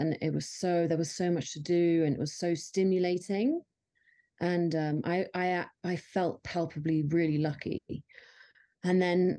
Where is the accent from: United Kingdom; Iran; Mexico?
United Kingdom; London; moved away as an adult; also born or lived in California / Bali / Thailand / India; now in Bozeman, United States; I'm from London originally. So I moved here after 15 years of living in California. And before that, I lived in Bali, Thailand, India and England.